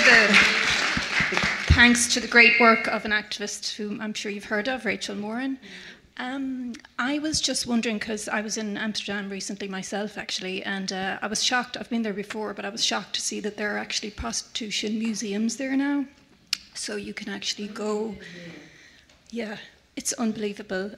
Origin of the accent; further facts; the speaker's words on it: Ireland; I'm from Ireland